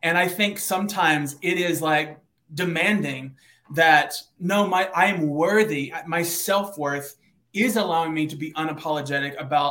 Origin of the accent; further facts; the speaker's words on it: Eastern Kentucky, United States; now in Nashville, United States; I was born in Eastern Kentucky, like a small town of 4,000 people.